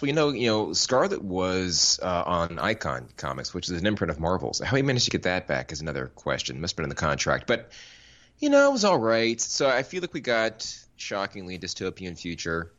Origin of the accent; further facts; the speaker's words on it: Florida, United States; I grew up in Florida.